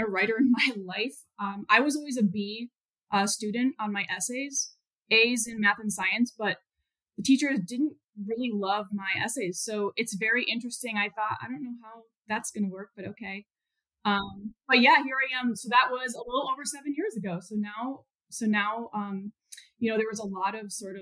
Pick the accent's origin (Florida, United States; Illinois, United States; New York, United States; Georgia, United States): Illinois, United States; Chicago; moved away; also born or lived in Houston; I'm from the Chicago area, but I did not grow up on a farm. I grew up in the suburbs